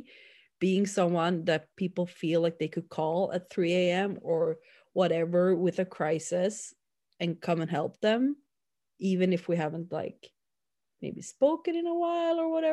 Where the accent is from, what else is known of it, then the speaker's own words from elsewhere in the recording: Sweden; growing up in my hometown